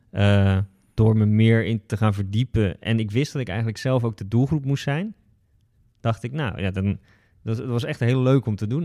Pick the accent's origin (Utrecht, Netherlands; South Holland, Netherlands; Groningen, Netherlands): South Holland, Netherlands; Westland; ik kom uit het Westland, dus een kassengebied in de buurt van Den Haag.